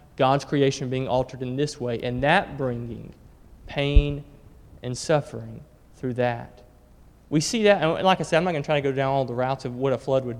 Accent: Alabama, United States; I grew up in Alabama

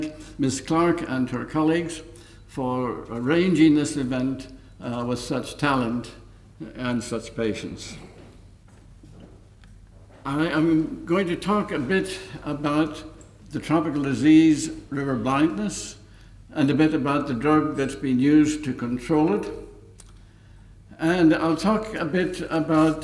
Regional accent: County Donegal, Ulster, Ireland; moved away; also born or lived in Dublin; my hometown, ivermectin, in County Donegal, because it was while living there as a teenager

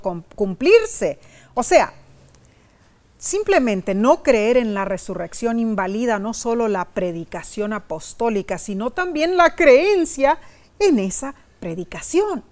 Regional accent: Brazil; moved away; mi tierra natal, Brasil.

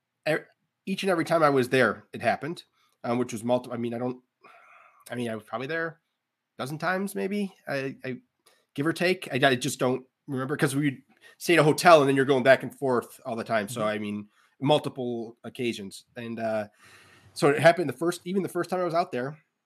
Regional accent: Central New York, United States; now in Orchard Park, United States; I'm from Central New York, which isn't Western New York, Buffalo

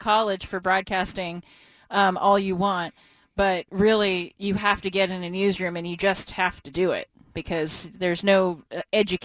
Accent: Portland, Oregon, United States; born or raised there; moved away

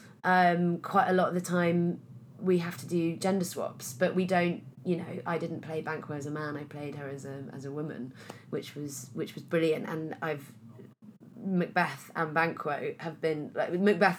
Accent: Pembrokeshire, southwest Wales, United Kingdom; now in London, United Kingdom; I was brought up in Wales

